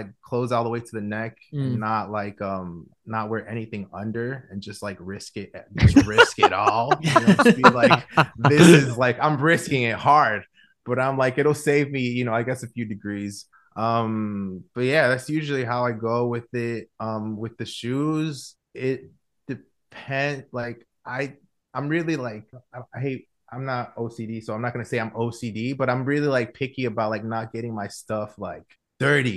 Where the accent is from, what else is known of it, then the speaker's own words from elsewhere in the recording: Guatemala; also born or lived in Chicago, United States; I was born in Chicago, but I was actually raised in Guatemala. I moved to Guatemala when I was 6.